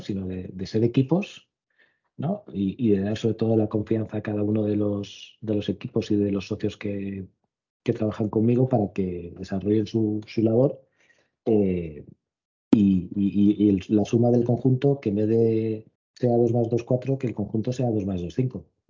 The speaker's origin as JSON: {"language": "Spanish", "town": "Cartagena", "region": "Region of Murcia", "country": "Spain", "moved": "yes", "said": "mi tierra, a, Cartagena"}